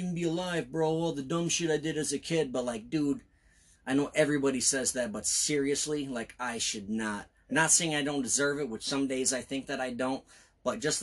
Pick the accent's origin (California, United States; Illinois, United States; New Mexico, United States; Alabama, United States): Illinois, United States; Belvidere; also born or lived in Rockford, Illinois; I was born and raised in Belvidere